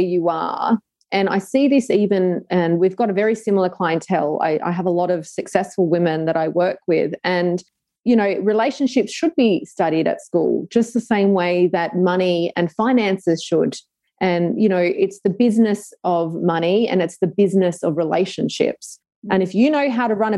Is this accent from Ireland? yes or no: no; Sydney, New South Wales, Australia; moved away as an adult; also born or lived in Dubai; now in Adelaide, Australia; I am from Sydney, Australia